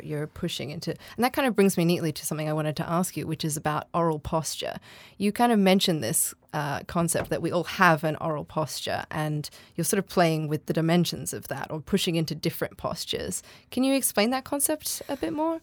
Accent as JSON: {"language": "English", "country": "Australia", "said": "I'm Australian. I don't sound R P"}